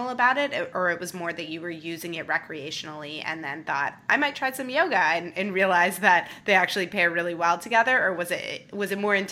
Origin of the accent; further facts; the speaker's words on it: Toronto, Ontario, Canada; now in San Francisco, United States; I love meeting a fellow Torontonian. I'm also from Toronto and live in San Francisco.